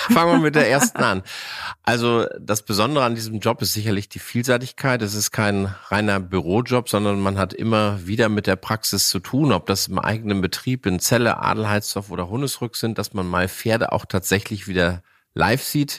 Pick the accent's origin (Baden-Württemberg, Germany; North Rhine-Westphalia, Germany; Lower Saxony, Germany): Lower Saxony, Germany; Hänigsen; Ich bin ja noch in Zeiten groß geworden, wo es die Deckstelle bei uns vor der Haustür Henigsen gab